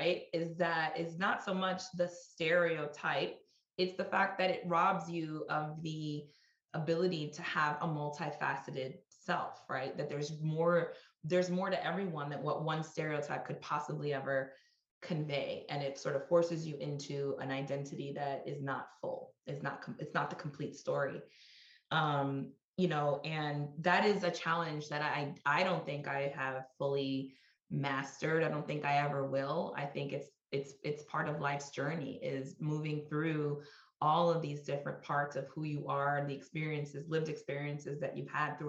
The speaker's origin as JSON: {"language": "English", "town": "New York City", "region": "New York", "country": "United States", "tie": "born or raised there", "said": "I grew up in Washington Heights in New York City to Dominican parents"}